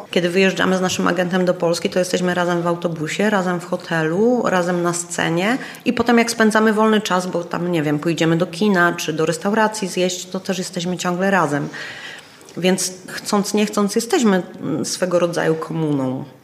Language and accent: Polish; Czechia; accent: Czech; Polish is a second language; sama siebie musiałam tam w pewnych e, e, momentach przedabingować, bo ten mój czesk